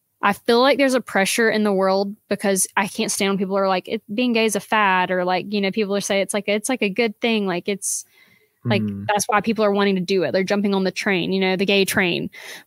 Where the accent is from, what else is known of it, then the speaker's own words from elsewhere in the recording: South Georgia, United States; now in Dahlonega, United States; I was from South Georgia, which was, gosh, awful. But I moved up here because this was like still in Georgia